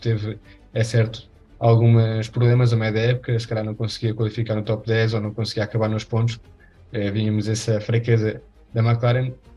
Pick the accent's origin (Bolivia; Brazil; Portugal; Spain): Spain; eu sou espanhol